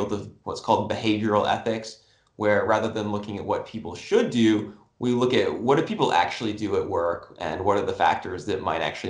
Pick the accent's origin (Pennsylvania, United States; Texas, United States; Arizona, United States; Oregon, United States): Arizona, United States; Tucson; I grew up down in Tucson where the University of Arizona is